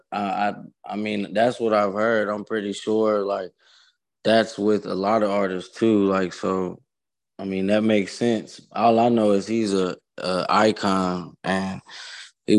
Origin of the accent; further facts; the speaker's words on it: Columbus, Ohio, United States; I had a show in my hometown where at Al Rosa Villa